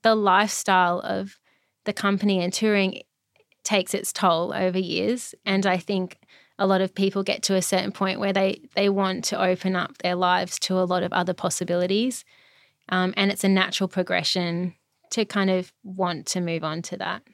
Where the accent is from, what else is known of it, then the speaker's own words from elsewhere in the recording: Brisbane, Queensland, Australia; moved away as an adult; also born or lived in Melbourne; I'm from Brisbane, all my family's here